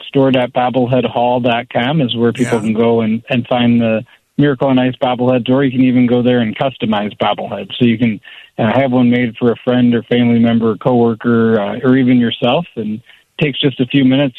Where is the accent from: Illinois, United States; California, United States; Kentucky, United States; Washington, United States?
Illinois, United States; Rockford; growing up in Rockford, Illinois, where me and the other co-founder are from.